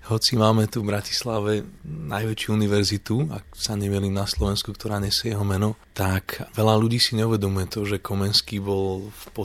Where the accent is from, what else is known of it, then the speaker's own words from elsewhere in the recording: Canada; ja som vyrastal, keď som žil v Kanade, obklopený proste ľuďmi z indickej kultúry, veľmi veľa Indov, ktorí tam prišli.